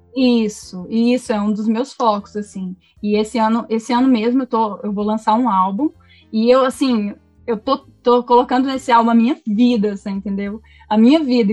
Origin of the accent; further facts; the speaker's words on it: Goiânia, Goiás, Brazil; also born or lived in Brasília; Nasci em Goiânia, Goiânia mesmo